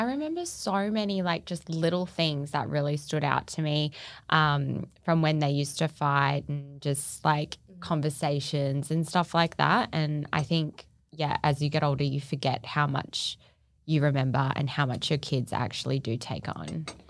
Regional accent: Australia; born there; And so I was born in Australia, obviously.

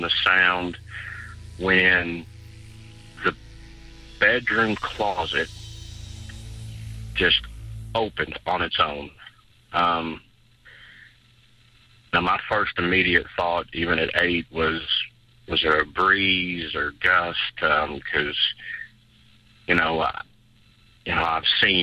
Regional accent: Louisville, Kentucky, United States; I'm from Louisville, Kentucky

